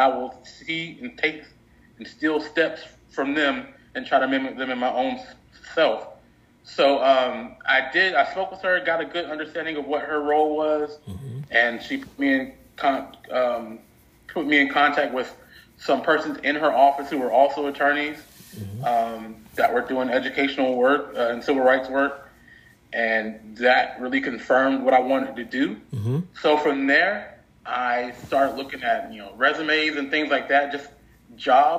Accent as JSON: {"language": "English", "region": "North Carolina", "country": "United States", "tie": "born or raised there", "also_born_or_lived": "North Dakota", "moved": "yes", "said": "go back home to North Carolina and help my hometown school district"}